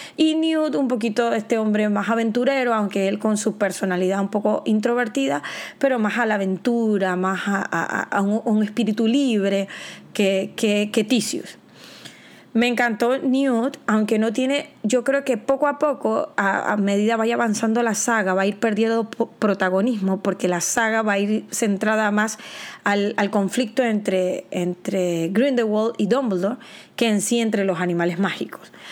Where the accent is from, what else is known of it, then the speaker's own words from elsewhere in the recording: Panama; yo soy de Panamá